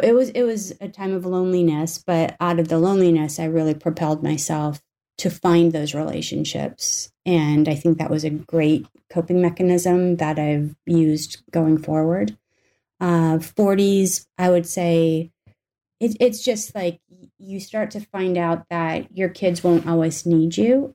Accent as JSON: {"language": "English", "region": "North Dakota", "country": "United States", "tie": "born or raised there", "said": "I grew up in North Dakota for the most part"}